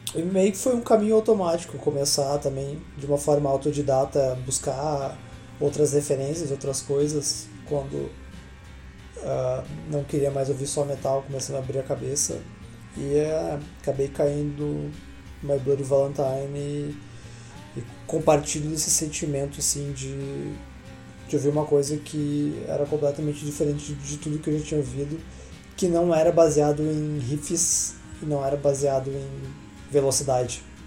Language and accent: Portuguese; Campo Bom, Rio Grande do Sul, Brazil; também sou da cidade de Campo Bom, Rio Grande do Sul, aqui do lixo de cidade